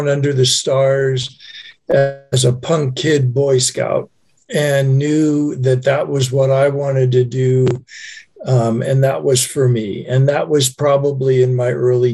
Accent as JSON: {"language": "English", "town": "Los Angeles", "region": "California", "country": "United States", "tie": "born or raised there", "said": "I grew up in the San Fernando Valley, part"}